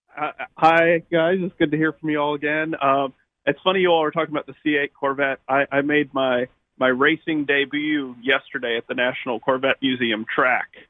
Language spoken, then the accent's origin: English; United States; as an American